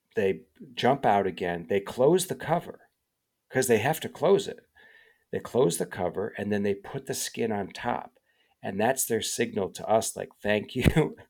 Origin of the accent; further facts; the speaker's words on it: Chicago suburbs, Illinois, United States; growing up in the Chicago suburbs